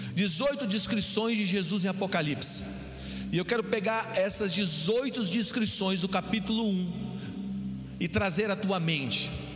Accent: Brazil; eu sou brasileiro

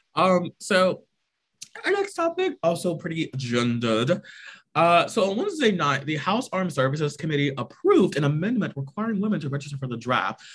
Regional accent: United States; our freedoms as Americans

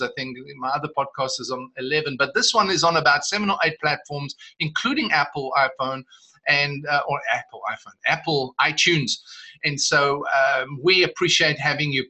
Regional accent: South Africa; I'm South African

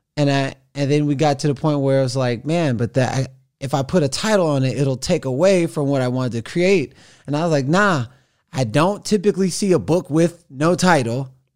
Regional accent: Missouri City, Texas, United States; moved away; also born or lived in Houston / Los Angeles; I was born in Houston, raised in Missouri City

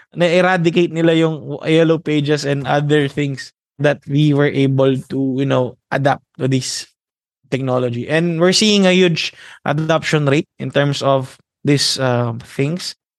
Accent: Philippines; our morale as a Filipino

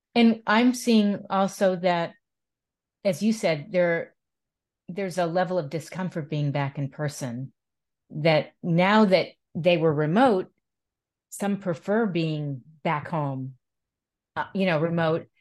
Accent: East Coast, United States; also born or lived in Manhattan, New York; I grew up on the East Coast, and I lived in Manhattan

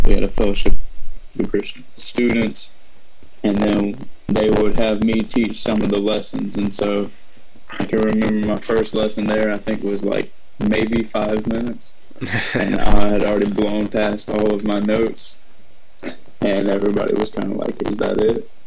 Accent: Savannah, Georgia, United States; I was born in Savannah, Georgia

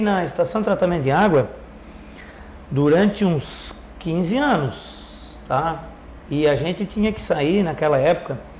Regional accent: Orleans, Santa Catarina, Brazil; Nasci em Orleans

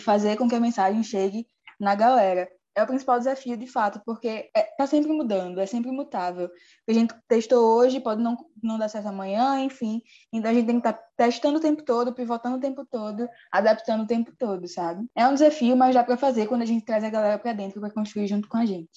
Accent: Alagoas, Brazil; no nosso estado

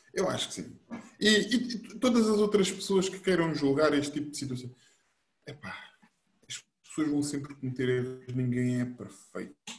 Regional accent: Bobadela, Lisbon, Portugal; nós sempre fomos nascidos e criados na Bobadela

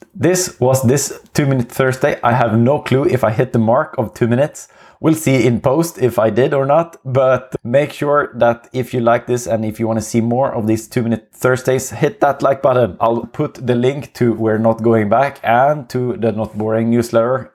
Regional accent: Sweden; accent: Swenglish; English is a second language; It's gonna be Swenglish for some time

